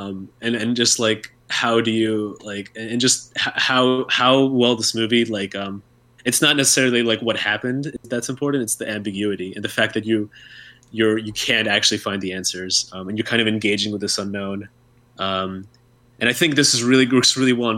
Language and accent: English; United States; being an American